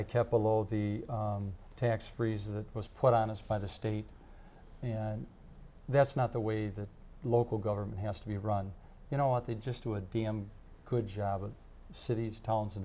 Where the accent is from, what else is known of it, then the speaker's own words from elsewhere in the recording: Madison, Wisconsin, United States; also born or lived in Fitchburg, Wisconsin; I'm a Dane County long resident. I grew up in Westmoreland. I moved to Fitchburg